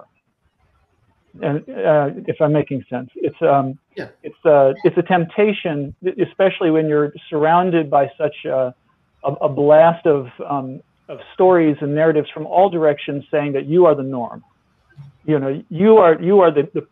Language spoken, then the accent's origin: English; the American South, United States; I'm a Southerner, you know, I'm a Southerner born in the late 60s